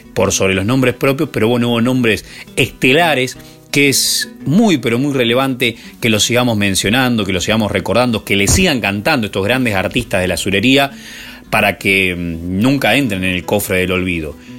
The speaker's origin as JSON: {"language": "Spanish", "town": "Dolores", "region": "Buenos Aires Province", "country": "Argentina", "said": "mi pueblo de Dolores"}